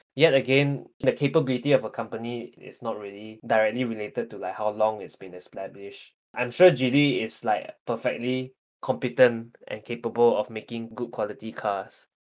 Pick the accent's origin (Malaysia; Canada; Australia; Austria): Malaysia; as Malaysians